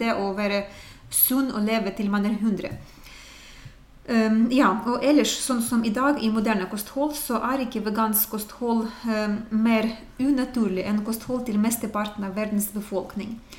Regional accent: Ukraine; now in Norway; jeg kommer fra Ukraina, det er eh, Øst-Europa

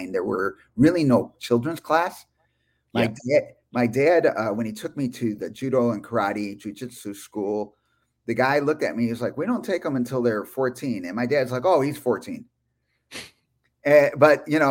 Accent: Chicago, Illinois, United States; I am from Chicago, Illinois, USA

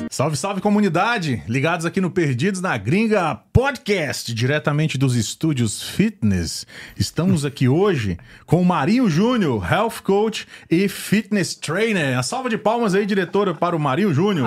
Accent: Luziânia, Goiás, Brazil; also born or lived in Gama, Federal District / Guará, Federal District; now in United States; eu fui criado a minha maior parte no Goiás, na região de Lusiânia.

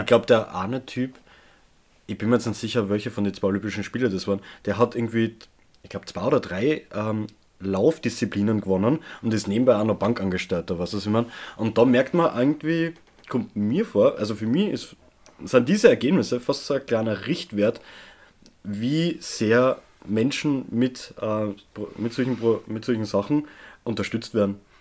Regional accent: Austria; ich einfach gewohnt bin aus Österreich

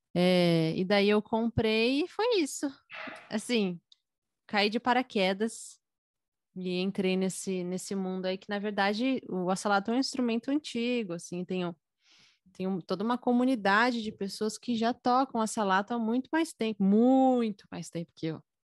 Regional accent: São Paulo, Brazil; eu tenho 24 anos, sou de São Paulo.

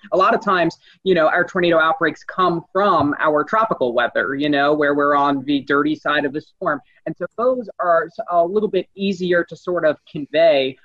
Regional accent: New York, United States; moved away; also born or lived in New Jersey; I'm from New York originally

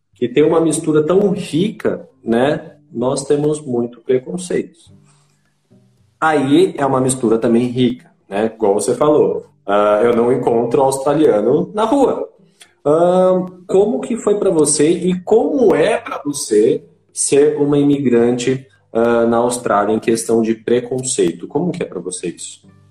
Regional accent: Itanhaém, São Paulo, Brazil; moved away as an adult; now in Boituva, Brazil; eu só estou 10 anos aqui eu vivi minha vida inteira lá em Itanhaém, Baixada Santista

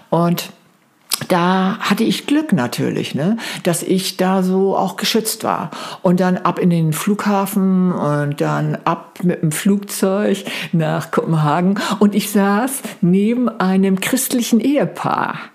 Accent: Flensburg, Schleswig-Holstein, Germany; über meine Heimat natürlich, über Flensburg, Stenderup, zurück nach äh, Berlin wollte.

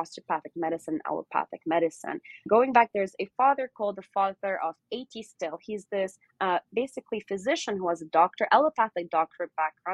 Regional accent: Lebanon; moved away as an adult; also born or lived in Newport Beach, California, United States / Davis, California, United States / Arizona, United States; now in United States; So I was born here in Newport Beach, and then I grew up in Lebanon. And in 2013, I moved back to the States.

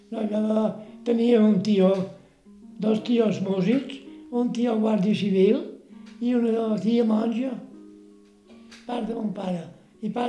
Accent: Bunyola, Balearic Islands, Spain; born there; el 2 d'agost del 22, vaig néixer a Bunyola.

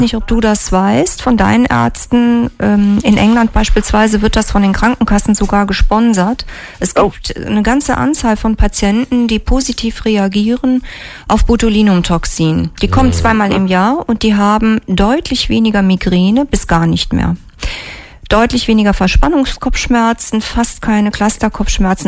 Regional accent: near Trier, Rhineland-Palatinate, Germany; moved away as an adult; also born or lived in Mainz / Fulda / Rhein-Main area; ich bin aufgewachsen in der Nähe von Trier

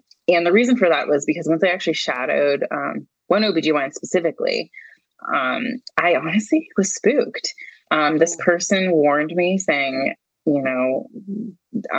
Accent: California, United States; I grew up in California, born and raised

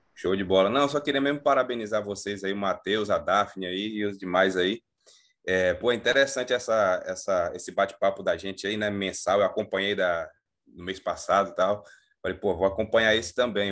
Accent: Bahia, Brazil; now in Macaé, Brazil; eu sou da Bahia. Hoje eu estou aqui em, em, Macaé

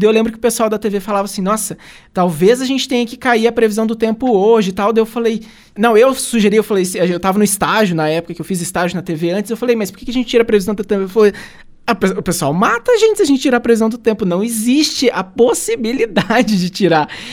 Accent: Santo Antônio da Platina, Paraná, Brazil; moved away as an adult; also born or lived in Ponta Grossa; a gente que é aqui do Paraná, eu sou de Santo Antônio da Platina

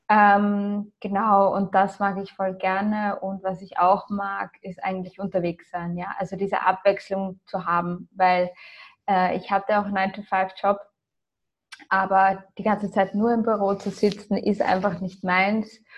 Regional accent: Austria; also born or lived in Ireland; Also ich bin, wie gesagt, in Irland und in Österreich aufgewachsen, bis zum zehnten Lebensjahr in Österreich, dann acht Jahre lang in Irland, dann wieder in Österreich.

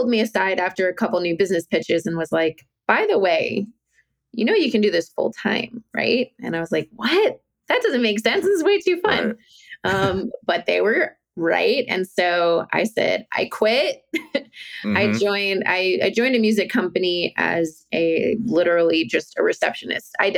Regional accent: Virginia, United States; moved away; I'm from Virginia, this beautiful state, the beautiful state of Virginia. I'm not living there now

